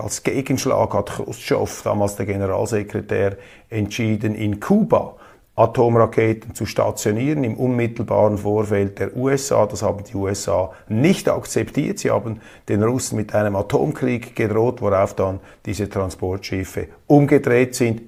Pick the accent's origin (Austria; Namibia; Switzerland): Switzerland; Ich als Schweizer